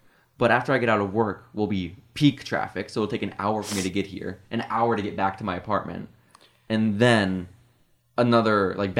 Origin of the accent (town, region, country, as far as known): Texas, United States